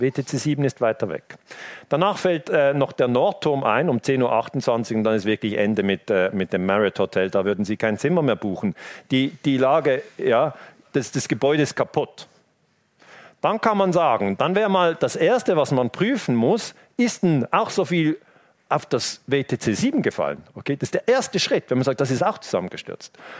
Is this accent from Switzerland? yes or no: yes; Switzerland; ich als Teenager in der Schweiz